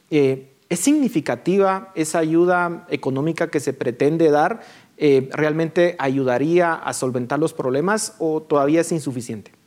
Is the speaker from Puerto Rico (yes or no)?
no; Guatemala; qué tenemos que hacer como guatemaltecos